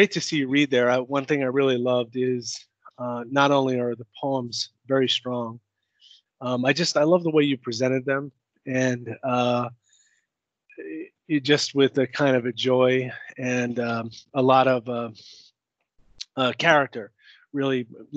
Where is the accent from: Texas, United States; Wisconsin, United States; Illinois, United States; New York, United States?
New York, United States; New York City; I'm from Long Island City